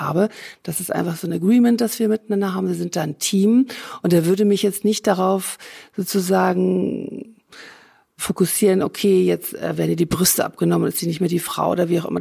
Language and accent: German; Hamburg, Germany; moved away as an adult; also born or lived in Rhine-Main area; now in Essen, Germany; Ich bin in Hamburg geboren.